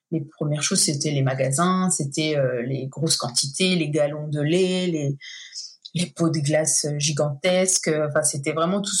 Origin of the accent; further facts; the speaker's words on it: Midwest, United States; un petit peu euh, aussi ben, par chez moi dans le Midwest.